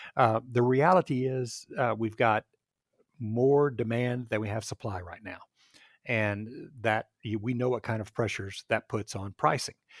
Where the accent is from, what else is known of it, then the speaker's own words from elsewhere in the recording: Texas, United States; moved away as an adult; now in Seattle area, United States; I grew up in Texas, went to Texas A and M